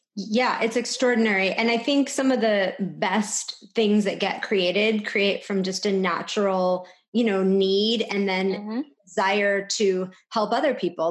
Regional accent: California, United States; we're from California.

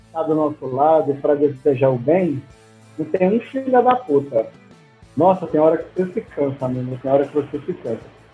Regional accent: Goiás, Brazil; Eu sou de Goiás.

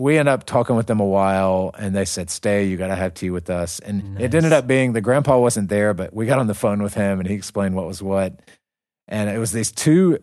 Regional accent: United States; I was from America

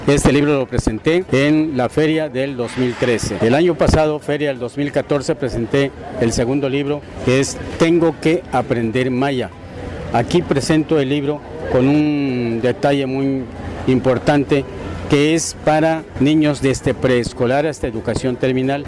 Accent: Valladolid, Yucatán, Mexico; also born or lived in Ciudad Guzmán, Jalisco / Mexico City / Mérida, Yucatán; soy de Valladolid, Yucatán

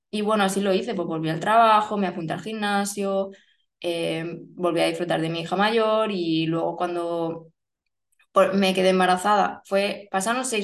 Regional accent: Barcelona, Catalonia, Spain; born there; also born or lived in Germany / Málaga; now in Murcia, Spain; Vivo en Murcia, eh, nací en Barcelona, madre asturiana, padre cántabro, mm, he vivido en Alemania, Málaga

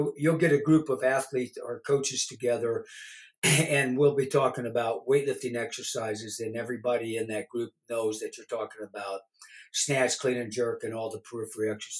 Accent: Southern Illinois, United States; moved away as an adult; I grew up in Southern Illinois, and you know, my dad was a dairy farmer, owned a dairy

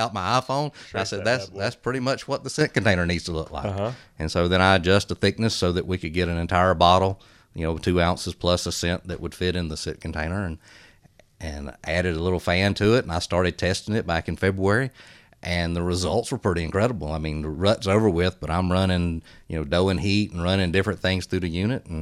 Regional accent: South Georgia, United States; I grew up in South Georgia

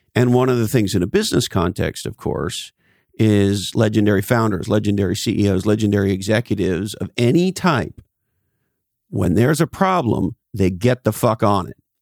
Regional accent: East Coast, United States; I grew up on the East Coast

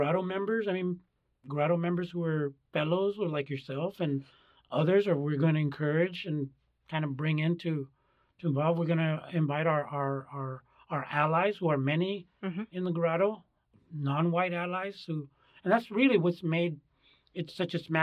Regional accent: United States; I was born in the United States

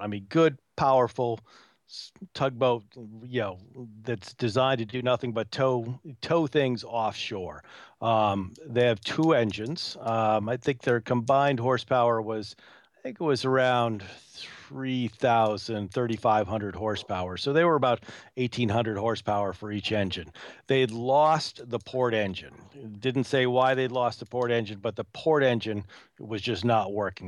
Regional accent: New England, United States; being born and raised in New England

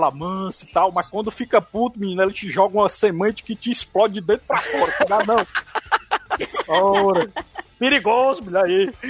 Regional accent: Minas Gerais, Brazil; Minas. Minas. De Minas.

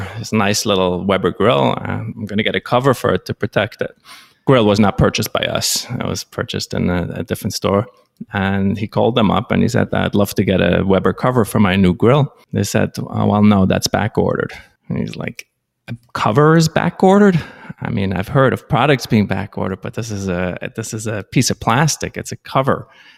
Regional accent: Switzerland; first language Swiss German; English is a second language; moved away as an adult; now in New York, United States; I was actually born in Switzerland. Swiss German is my first language. I moved to the United States approximately 25 years ago

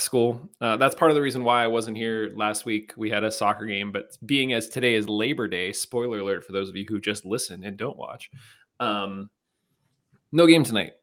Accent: Penn Hills, Pennsylvania, United States; Penn Hills

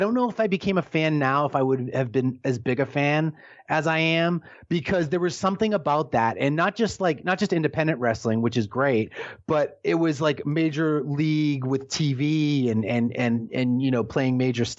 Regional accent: Boston, Massachusetts, United States; when you're a kid growing up in Boston, and not even Boston, but like suburban Boston

